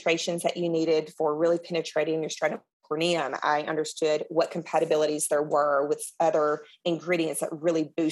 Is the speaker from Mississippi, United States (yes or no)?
yes; Mississippi, United States; I am Southern. I am from Mississippi